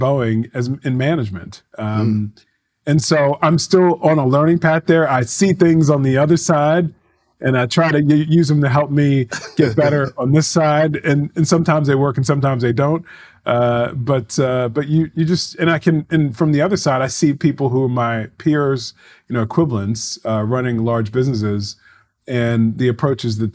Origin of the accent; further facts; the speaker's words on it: Baltimore, Maryland, United States; growing up in Baltimore